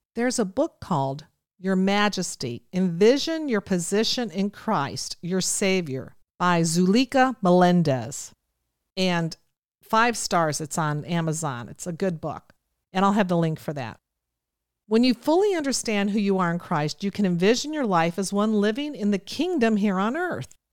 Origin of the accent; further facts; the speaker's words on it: Ohio, United States; I come from Ohio, so you'll hear me say I wanna, I'm gonna.